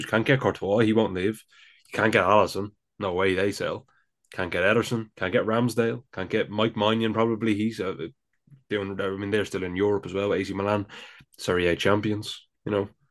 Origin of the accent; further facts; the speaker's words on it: Dublin, Leinster, Ireland; accent: Dublin; my Dublin accent comes out.